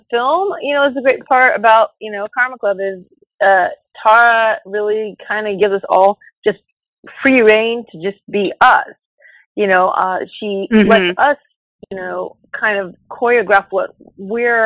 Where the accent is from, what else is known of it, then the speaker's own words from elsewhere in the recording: Los Angeles, California, United States; bad areas of Los Angeles, Paramount, East LA, Watts, we lived for a while, Hawthorne